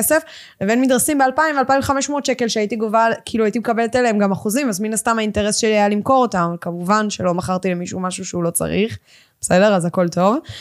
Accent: Ganei Tikva, Central District, Israel; גדלתי בגני תקווה

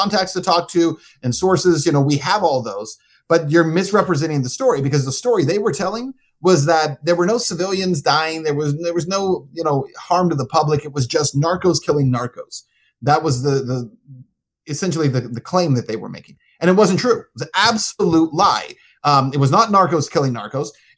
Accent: El Paso, Texas, United States; moved away as an adult; also born or lived in Cincinnati; I was working in El Paso, that's my hometown, on the border

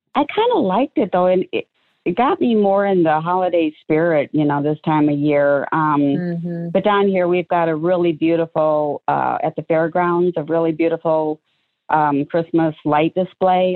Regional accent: Waterloo, Iowa, United States; moved away as an adult; also born or lived in Omaha, Nebraska; both … and I and our kids were both born in uh, Waterloo, Iowa

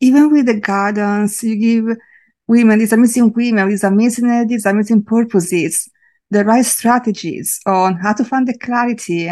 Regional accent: a small town on the east coast of Italy, Italy; now in London, United Kingdom; I am from a very small town on the east coast of Italy, but I am living in London in the UK right now.

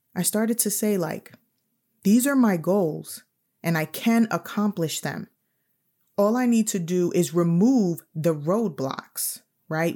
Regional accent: New York City, New York, United States; I'm also from New York City

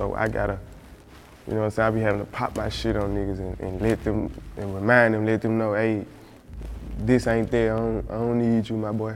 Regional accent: Memphis, Tennessee, United States; Growing up in South Memphis

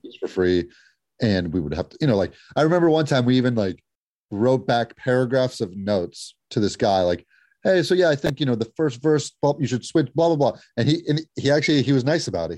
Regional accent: Los Angeles, California, United States; we loved growing up in L A.

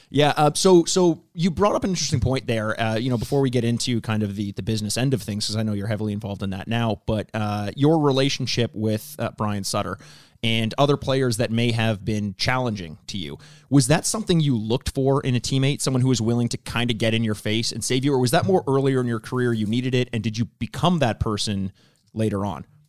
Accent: Toronto, Ontario, Canada; I am from Toronto

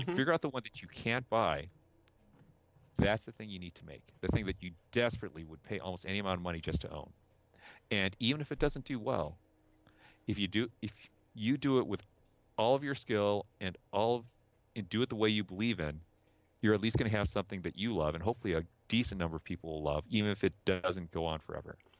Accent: South Bend, Indiana, United States; also born or lived in Chicago, Illinois; I grew up in the '70s and '80s inside of South Bend. I was I was born in Chicago

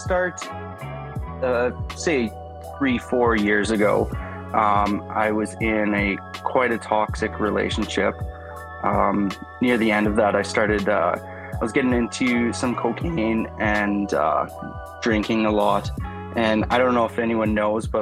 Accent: Canada; I'm from Canada

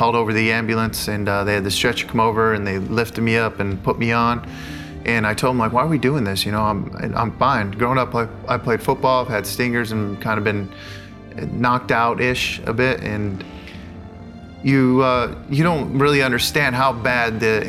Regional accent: La Mirada, California, United States; moved away as an adult; I'm from La Mirada, California. I grew up there 18 years of my life until I went to college

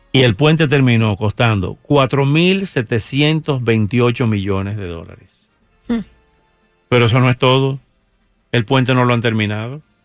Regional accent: Dominican Republic; born or raised there; moved away

